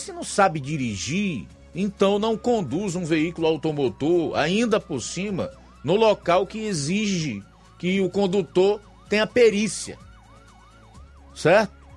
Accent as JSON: {"language": "Portuguese", "region": "Ceará", "country": "Brazil", "said": "Todos nós somos cearenses, portanto, nordestinos"}